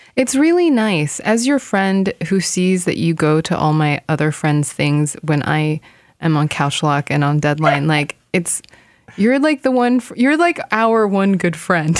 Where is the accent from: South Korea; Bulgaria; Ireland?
South Korea; now in United States; I am an Asian living in America because I had my Korean passport